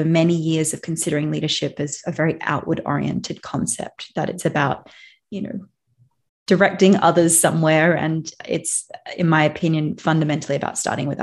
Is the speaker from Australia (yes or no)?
yes; Australia; moved away; I grew up in Australia, so it's where I feel most at home